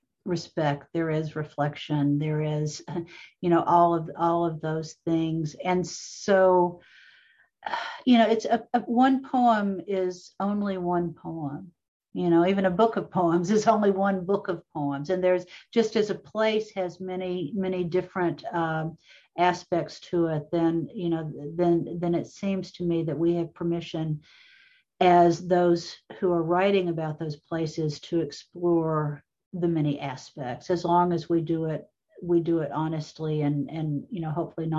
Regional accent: Appalachia, United States; it was looking back into growing up in Appalachia.

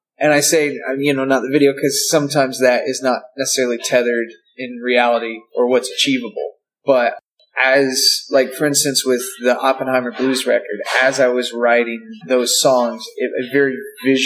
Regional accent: Arkansas, United States; also born or lived in Nashville, Tennessee / Sweden / Athens, Georgia; now in Atlanta, United States; I grew up in Arkansas.

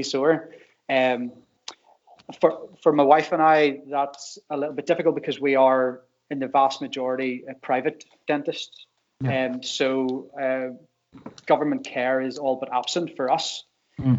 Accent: Drumbo, Northern Ireland, United Kingdom; now in Hillsborough, United Kingdom; I am originally from Drumbo

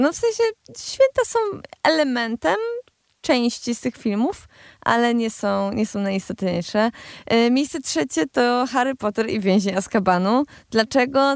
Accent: Cieszyn Silesia, Silesian Voivodeship, Poland; ja jestem ze Śląska, ja, ze Śląska Cieszyńskiego

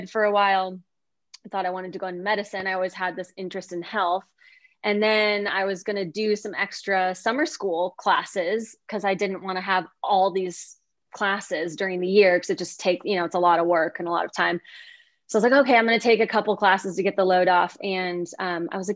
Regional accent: about 45 minutes north of Chicago, Illinois, United States; moved away as an adult; now in Ashland, United States; I grew up about 45 minutes north of Chicago. So in this little village called Mattawa, where there are more deer than people. And that's where I originally grew up. And I just moved out here a couple of years ago

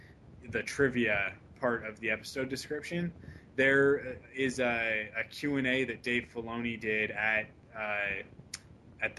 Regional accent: Canada; I'm a Canadian

